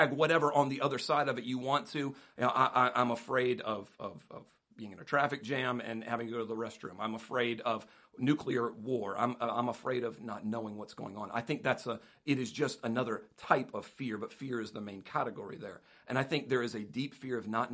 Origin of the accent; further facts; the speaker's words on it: United States; as an American